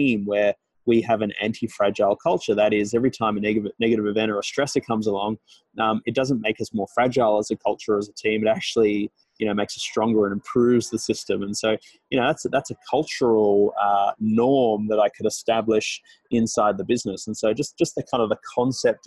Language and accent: English; Australia; moved away as an adult; now in Toronto, Canada; as an Australian in Toronto